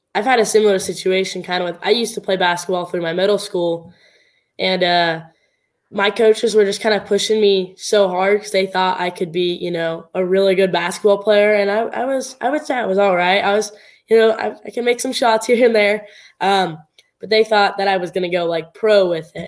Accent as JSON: {"language": "English", "region": "Southern Oregon", "country": "United States", "tie": "born or raised there", "said": "it was at my hometown track. It was, uh, it was at actually out of the Southern Oregon Speedway."}